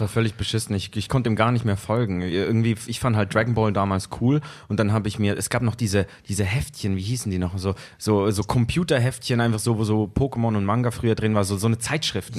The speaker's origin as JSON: {"language": "German", "region": "Zurich", "country": "Switzerland", "said": "ich komme aus Zürich, Raum Zürich"}